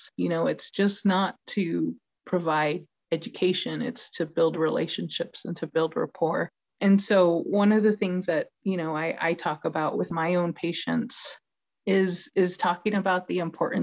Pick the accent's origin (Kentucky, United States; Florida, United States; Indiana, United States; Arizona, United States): Arizona, United States; Chinle; I'm from the community. I'm from Chinle, which is the heart of the Navajo Nation